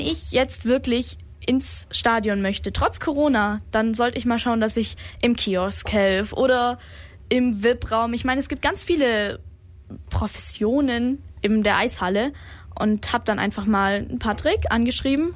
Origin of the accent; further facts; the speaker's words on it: Germany; ich bin auch aus der Region